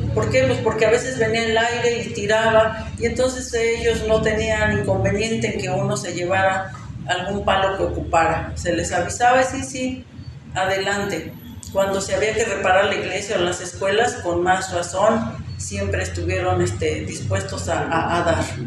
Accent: Zacacuautla, Hidalgo, Mexico; en mi pueblo, alrededor de los años 98, 99, empieza la tala clandestina

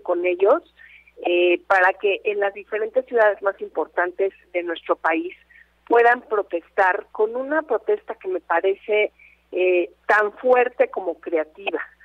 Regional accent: Mexico; Somos todas las mexicanas y los mexicanos

